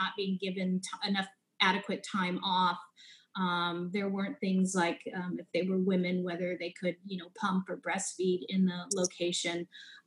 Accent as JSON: {"language": "English", "town": "Palo Alto", "region": "California", "country": "United States", "tie": "born or raised there", "said": "I was born and raised in Palo Alto, California, Silicon Valley area"}